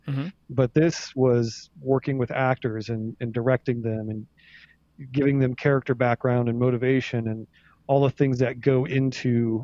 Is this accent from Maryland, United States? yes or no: no; Ohio, United States; I'm from Ohio